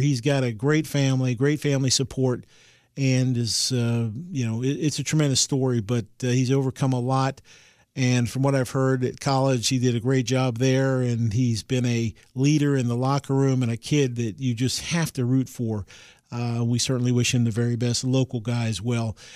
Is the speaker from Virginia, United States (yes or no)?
yes; Fredericksburg, Virginia, United States; I'm from the Fredericksburg area